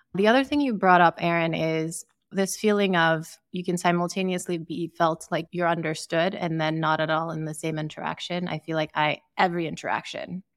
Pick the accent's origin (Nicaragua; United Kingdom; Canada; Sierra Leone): Sierra Leone; also born or lived in Ukraine; now in United States; growing up in Sierra Leone